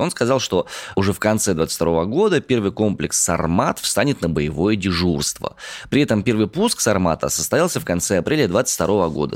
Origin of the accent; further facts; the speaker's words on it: Omsk, Omsk Oblast, Russia; я родом из Омска.